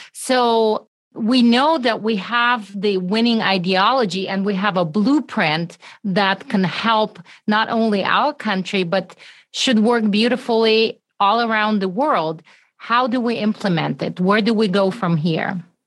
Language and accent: English; Russia; moved away; I'm originally from Russia